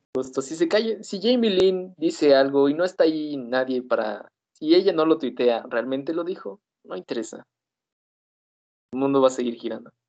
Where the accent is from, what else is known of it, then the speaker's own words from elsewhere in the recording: Mexico; la realidad que vivimos aquí en Latinoamérica